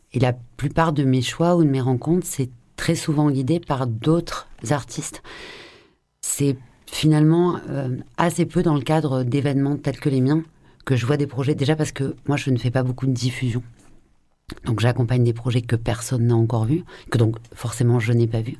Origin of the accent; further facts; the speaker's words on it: France; also born or lived in Marseille; je suis française